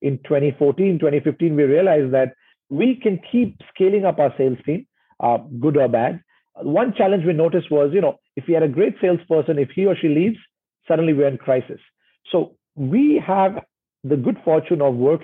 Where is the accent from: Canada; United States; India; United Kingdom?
India; also born or lived in Indonesia; now in Singapore; growing up in India